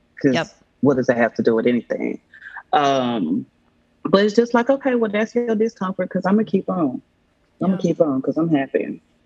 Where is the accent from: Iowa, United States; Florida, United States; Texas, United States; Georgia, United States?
Georgia, United States; Atlanta; born or raised there